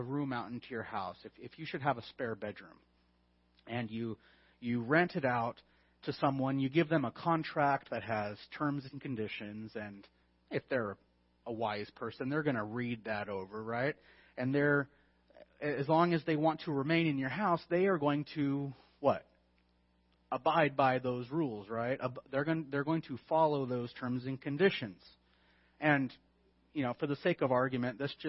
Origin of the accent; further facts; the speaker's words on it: California, United States; I'm from California?